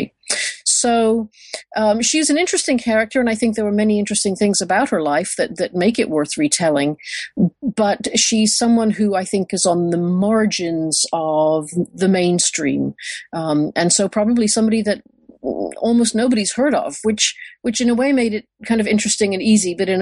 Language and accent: English; United Kingdom; moved away as an adult; also born or lived in Michigan, United States; now in Texas, United States; I grew up in Britain and I did my undergraduate work there